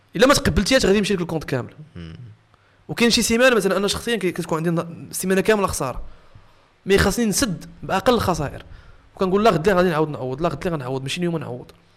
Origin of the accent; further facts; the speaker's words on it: Meknes, Fès-Meknès, Morocco; هنا في مكناس انا ولد مكناس